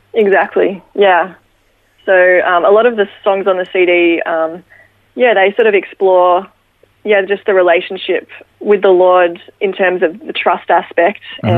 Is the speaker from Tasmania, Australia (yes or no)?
no; Ballarat, Victoria, Australia; born or raised there